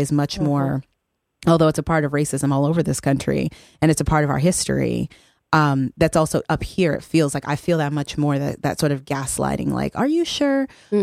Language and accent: English; El Paso, Texas, United States; I'm from El Paso, Texas, um, which is a um, majority um, Mexican community, and um, there's a very tiny number of black people there when I was growing up.